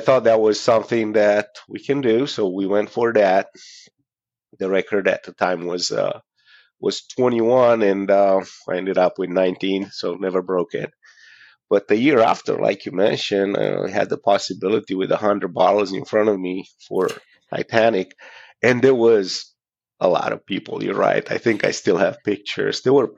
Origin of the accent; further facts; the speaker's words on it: Romania; moved away; I'm from Romania, originally.